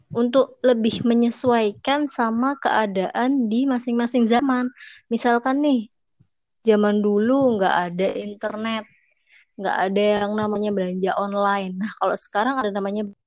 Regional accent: Java, Indonesia; aku orang Jawa yang sehari-hari ngomong bahasa Jawa

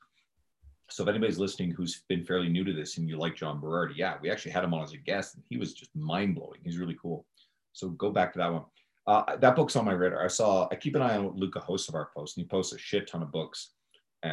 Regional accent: Canada; here in Canada, right? Being Canadian

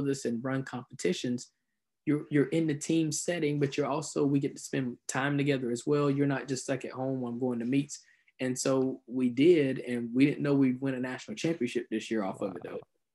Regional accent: South Georgia, United States; moved away as an adult; also born or lived in Melbourne, Florida; I'm originally from South Georgia.

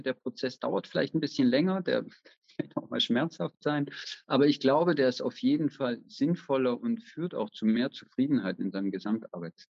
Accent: Germany; moved away as an adult; now in Vienna, Austria; Und ich lebe in Wien, am Rande von Wien mit meiner Familie, bin ursprünglich aus Deutschland

